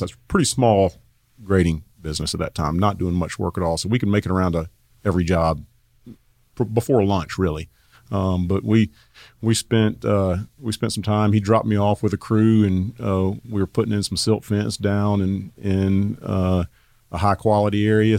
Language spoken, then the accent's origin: English; Asheville, North Carolina, United States; moved away as an adult; also born or lived in Raleigh, North Carolina; I grew up in Asheville, North Carolina